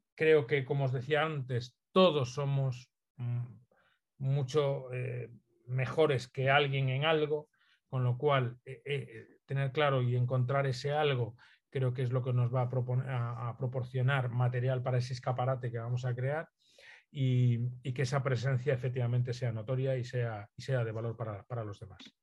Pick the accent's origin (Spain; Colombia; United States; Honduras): Spain; Galicia; Soy gallego, entonces hago un guiño a, mi tierra siempre